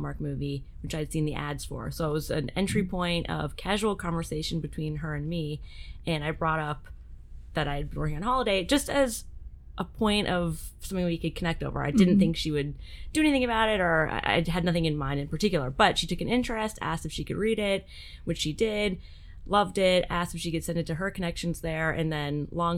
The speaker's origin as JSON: {"language": "English", "country": "Canada", "said": "for your Canadian listeners, my home country"}